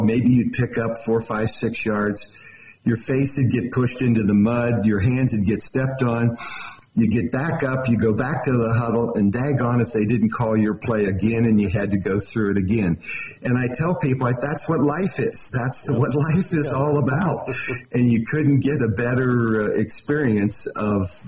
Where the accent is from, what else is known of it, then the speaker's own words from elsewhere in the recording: Cincinnati, Ohio, United States; also born or lived in Texas; now in Montana, United States; I am actually from Cincinnati.